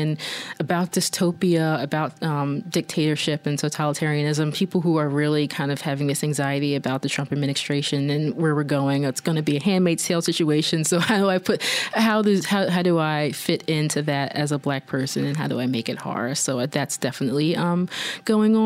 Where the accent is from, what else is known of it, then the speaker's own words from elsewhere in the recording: Philadelphia, Pennsylvania, United States; also born or lived in Upper Darby, Pennsylvania; I'm from Philadelphia, but I'm also from Upper Darby